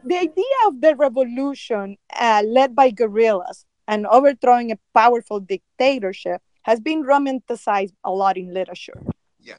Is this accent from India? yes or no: no; Nicaragua; moved away; I was growing up in Nicaragua